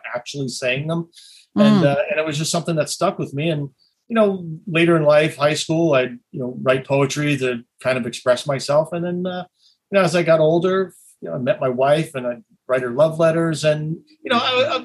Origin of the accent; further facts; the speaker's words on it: Northern New Jersey, United States; also born or lived in Bergen County, New Jersey / Morris County, New Jersey / California; I grew up in Northern New Jersey. I kind of grew up in two towns. I grew up in Bergen County, which is an affluent town up in North. And I grew up in a middle-class town in not quite central New Jersey, but Morris County.